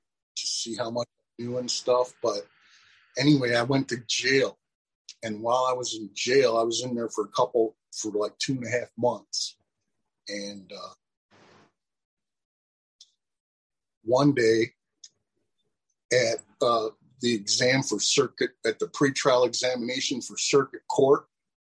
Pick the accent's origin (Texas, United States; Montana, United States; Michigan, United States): Michigan, United States; Pontiac; my hometown, Pontiac, Michigan